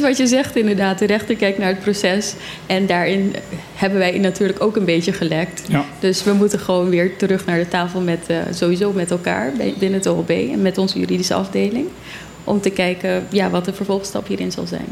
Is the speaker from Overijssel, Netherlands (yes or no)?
yes; Zwolle, Overijssel, Netherlands; moved away as an adult; now in Bonaire; Ik ben opgegroeid in Zwolle